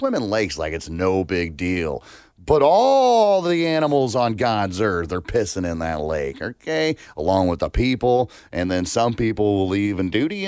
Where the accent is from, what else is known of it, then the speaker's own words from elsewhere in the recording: Alabama, United States; growing up in Alabama, but we lived in a trailer on 5 acres